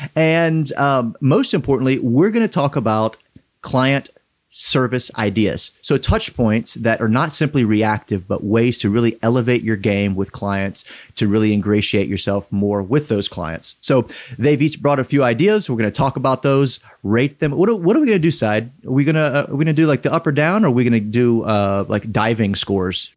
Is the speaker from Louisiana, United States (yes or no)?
yes; South Louisiana, United States; now in Atlanta, United States; I grew up in South Louisiana